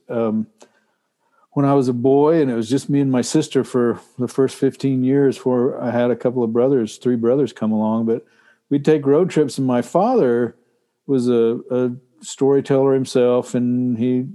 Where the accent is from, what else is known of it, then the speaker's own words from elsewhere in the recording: Texas, United States; now in Alaska, United States; I grew up in Texas where it was super hot